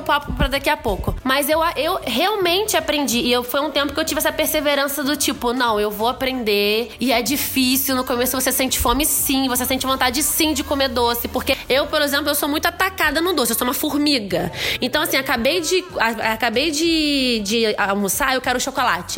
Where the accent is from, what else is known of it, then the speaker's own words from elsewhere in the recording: Nova Friburgo, Rio de Janeiro, Brazil; a gente é de Nova Friburgo